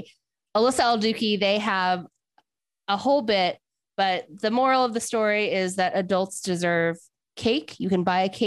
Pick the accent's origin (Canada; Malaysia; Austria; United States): United States; Pittsburgh, Pennsylvania; moved away as an adult; now in Delaware, United States; Once I live in Delaware longer than I've lived in Pittsburgh, then I'll feel like it's my home. But I just feel like I'm a Pennsylvanian at heart, especially because I'm so close to the line.